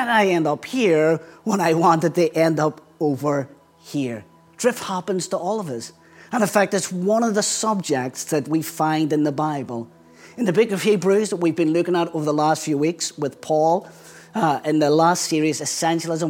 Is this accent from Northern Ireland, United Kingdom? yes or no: yes; Belfast, Northern Ireland, United Kingdom; accent: Belfast; moved away as an adult; now in England; I still carry a very strong Belfast accent, which is where I grew up.